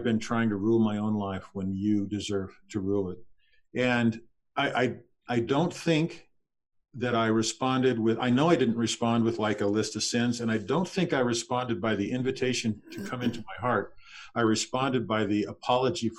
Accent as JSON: {"language": "English", "region": "Texas", "country": "United States", "tie": "born or raised there", "also_born_or_lived": "Southern California", "moved": "yes", "said": "we lived in Texas. I was born in Texas. We lived there for a while, and then in Southern California"}